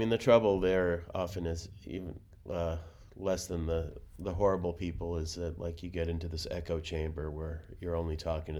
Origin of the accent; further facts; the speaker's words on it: Russia; moved away; I'm from Russia